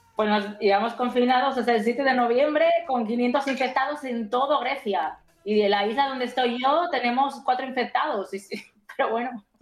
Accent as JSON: {"language": "Spanish", "country": "Spain", "moved": "yes", "lives_now": "Greece", "said": "yo como soy española me toca en España"}